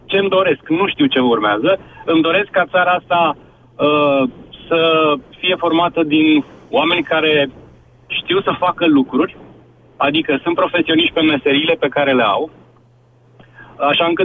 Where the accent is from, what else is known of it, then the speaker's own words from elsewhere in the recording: Romania; mă trezesc cu stigmatul ăsta că sunt român, pentru că în momentul ăsta în Europa a fi român e sinonim cu altceva.